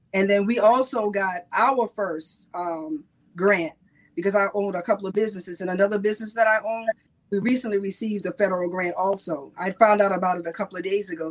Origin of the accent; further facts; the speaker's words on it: South Carolina, United States; I'm from South Carolina, so I'm country to the bone